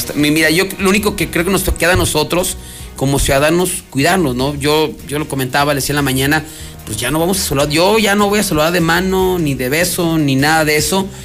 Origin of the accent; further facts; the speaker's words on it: Mexico; como buenos mexicanos